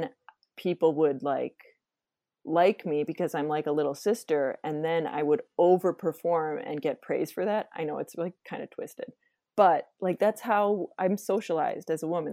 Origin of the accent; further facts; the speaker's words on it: Wisconsin, United States; also born or lived in Minnesota; now in Twin Cities, United States; I was born in Minnesota, and then I lived in Wisconsin kind of when I was growing up, and then I went back, came back here for college